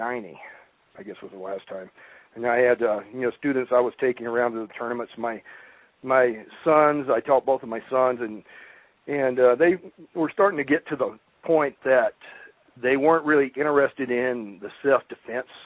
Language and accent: English; rural Mississippi, United States; also born or lived in Louisiana; now in Colorado, United States; I grew up in rural Mississippi